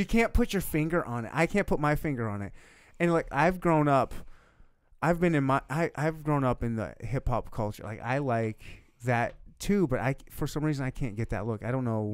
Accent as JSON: {"language": "English", "region": "Michigan", "country": "United States", "tie": "born or raised there", "also_born_or_lived": "South Dakota / Louisiana / Leavenworth, Kansas", "moved": "yes", "lives_now": "Kansas City, United States", "said": "I was born and raised in Michigan"}